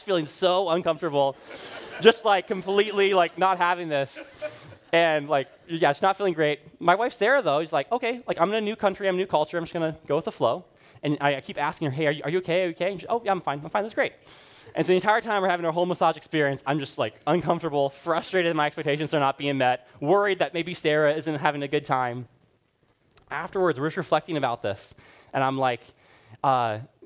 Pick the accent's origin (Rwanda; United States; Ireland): Rwanda; moved away; I grew up in Rwanda.